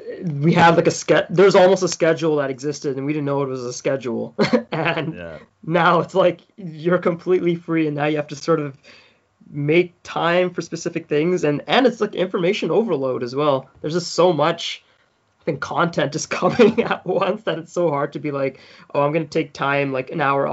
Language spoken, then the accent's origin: English; South Africa; It's crazy. So every few nights I have like this specific dream, and it's just walking through my old house in South Africa.